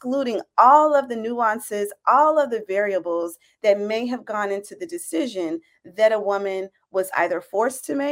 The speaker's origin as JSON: {"language": "English", "region": "Tennessee", "country": "United States", "said": "I'm originally from Tennessee"}